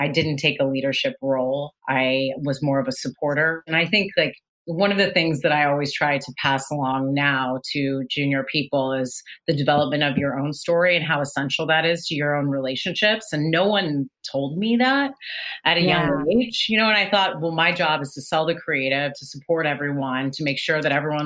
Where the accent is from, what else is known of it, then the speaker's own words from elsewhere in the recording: Los Gatos, California, United States; moved away as an adult; also born or lived in Boston; I grew up in Los Gatos